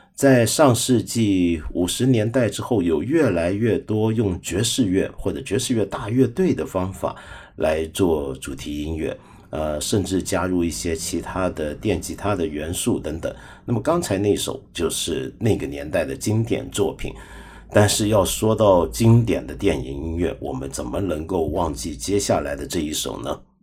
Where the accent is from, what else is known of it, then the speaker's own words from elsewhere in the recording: China; 我们中国人